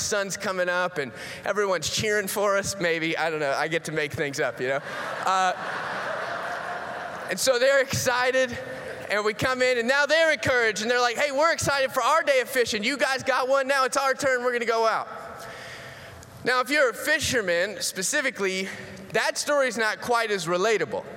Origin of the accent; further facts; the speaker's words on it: Florida, United States; moved away; that's where I grew up in Florida